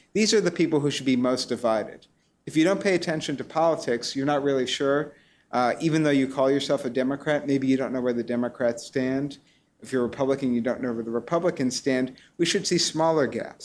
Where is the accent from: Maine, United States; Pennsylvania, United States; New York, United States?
New York, United States; New York City; now in Cambridge, United States; I grew up on the Upper West Side of Manhattan